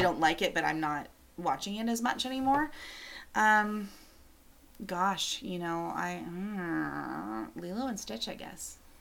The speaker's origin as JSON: {"language": "English", "country": "Canada", "said": "I'm Canadian."}